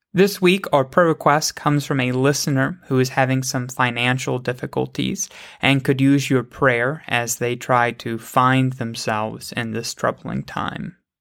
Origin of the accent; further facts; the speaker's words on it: United States; I am an American